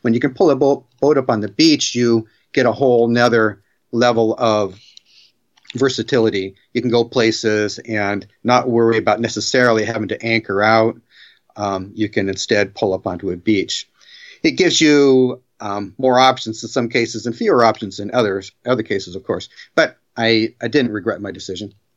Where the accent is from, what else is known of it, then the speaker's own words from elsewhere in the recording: Bremerton, Washington, United States; I grew up where I am again right now in Bremerton, Washington.